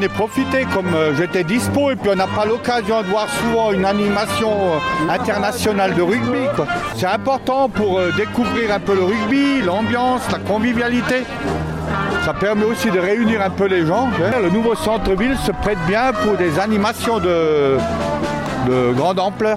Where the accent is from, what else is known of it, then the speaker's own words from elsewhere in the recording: Italy; Je suis italien, on est italien